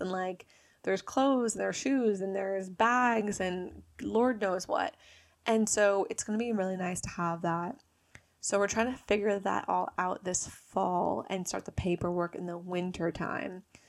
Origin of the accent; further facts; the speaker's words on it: New Jersey, United States; accent: American; moved away as an adult; also born or lived in Bali; I'm from New Jersey. I'm forty-five minutes outside New York City